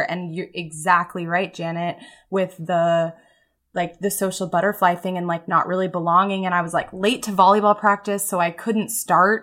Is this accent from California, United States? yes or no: yes; Mountain View, California, United States; moved away as an adult; I grew up in the San Francisco Bay Area, Mountain View, and, like, walked to elementary school, rode my bike to middle